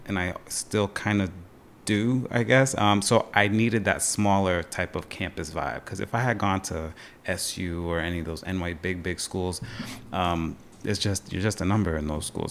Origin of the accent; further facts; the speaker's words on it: Long Island, New York, United States; moved away as an adult; also born or lived in Potsdam, New York; now in Plattsburgh, United States; I'm originally from Long Island. Uh, family's from Long Island, New York City. That's been my vibe growing up